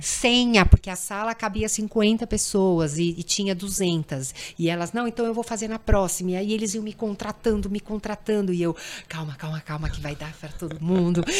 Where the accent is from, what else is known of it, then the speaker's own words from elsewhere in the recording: Brazil; como brasileira